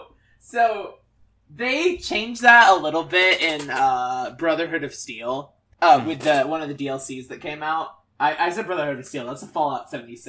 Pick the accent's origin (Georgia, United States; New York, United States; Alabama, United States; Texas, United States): Alabama, United States; I'm from Alabama